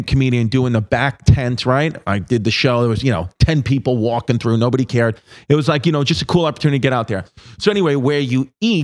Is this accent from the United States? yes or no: yes; United States; I said, yeah.